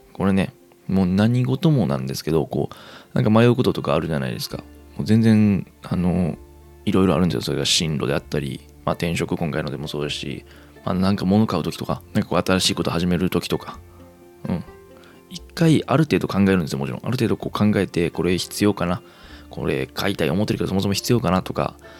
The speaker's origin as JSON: {"language": "Japanese", "region": "Kansai", "country": "Japan", "tie": "born or raised there", "said": "生まれも育ちも関西という生粋の関西人"}